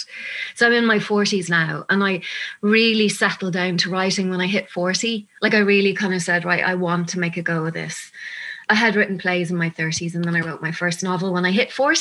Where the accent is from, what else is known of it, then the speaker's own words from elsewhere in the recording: Dublin, Leinster, Ireland; moved away as an adult; also born or lived in London; I'm from Dublin. I lived in London for about 13 years as I was an actress over there, but I'm back 10 years